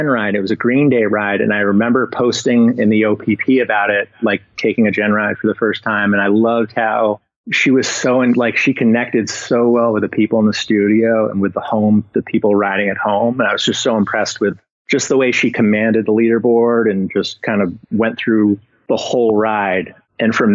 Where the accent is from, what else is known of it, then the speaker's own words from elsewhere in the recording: Summit, New Jersey, United States; now in Canton, Michigan, United States; I'm from Jersey originally, northern New Jersey, a little town called Summit